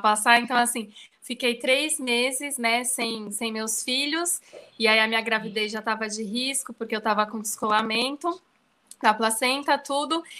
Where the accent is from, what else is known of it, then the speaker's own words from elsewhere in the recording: São Paulo, Brazil; moved away as an adult; now in Bahia, Brazil; eu sou de São Paulo, mas moro na Bahia, já vai fazer sete anos já que eu tô aqui